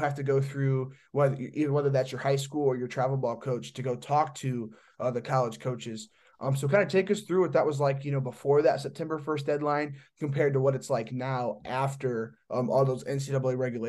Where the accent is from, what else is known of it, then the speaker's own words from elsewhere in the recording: Indiana, United States; So I'm not from Texas. I'm from Indiana. I've been to Texas one time.